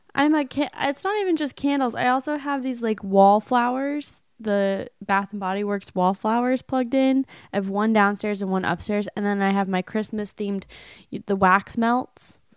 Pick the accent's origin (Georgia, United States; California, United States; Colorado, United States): California, United States; moved away; I was from California